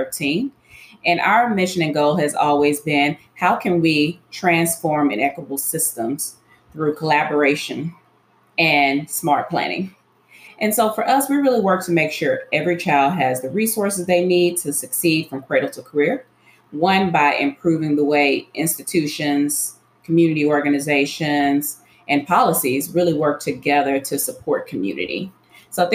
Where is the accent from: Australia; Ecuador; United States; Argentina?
United States; Memphis, Tennessee; I was born and raised in Memphis